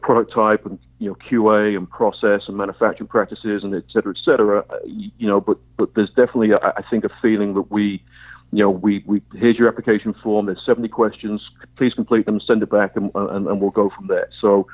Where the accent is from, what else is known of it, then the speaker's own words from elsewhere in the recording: England, United Kingdom; I'm English